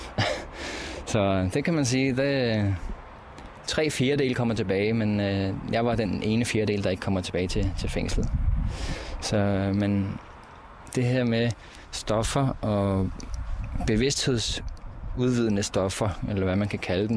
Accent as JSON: {"language": "Danish", "town": "Copenhagen", "region": "Capital Region of Denmark", "country": "Denmark", "moved": "as an adult", "said": "jeg er fra Amager"}